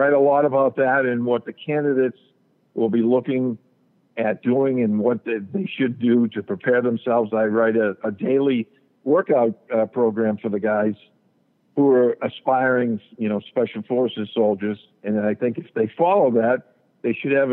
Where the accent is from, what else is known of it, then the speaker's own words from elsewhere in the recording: New England, United States; we have a local cable television station here in my hometown